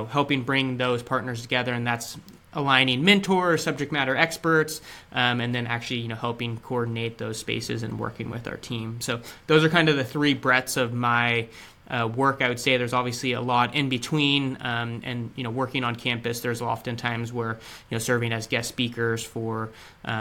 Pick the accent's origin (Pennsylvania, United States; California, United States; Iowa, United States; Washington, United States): California, United States; Sacramento; I was born and raised in the Sacramento region